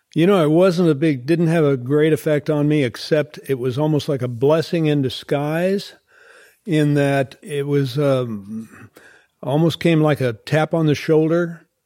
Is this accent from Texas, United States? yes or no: no; Oklahoma, United States; when I grew up there in Oklahoma